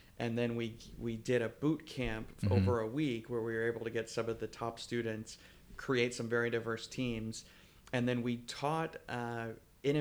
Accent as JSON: {"language": "English", "region": "Florida", "country": "United States", "tie": "born or raised there", "also_born_or_lived": "Switzerland / Durham, North Carolina", "moved": "as an adult", "said": "growing up in Florida and in the South"}